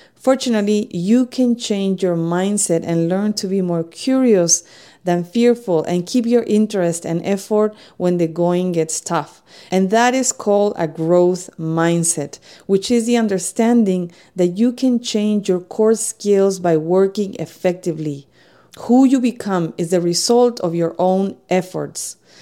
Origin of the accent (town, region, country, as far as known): Spain; English is a second language; moved away as an adult; now in United States